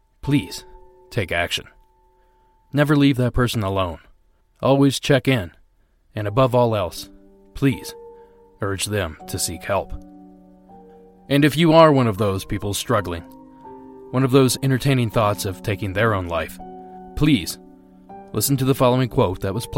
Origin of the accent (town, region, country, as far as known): Ohio, United States; born or raised there; moved away